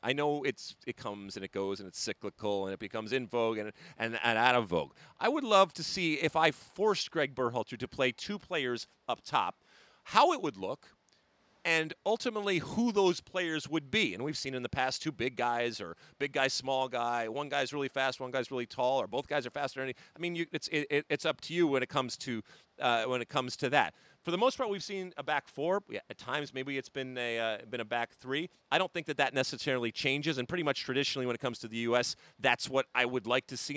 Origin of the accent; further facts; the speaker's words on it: Detroit, Michigan, United States; moved away; my hometown team when it comes to Detroit City F C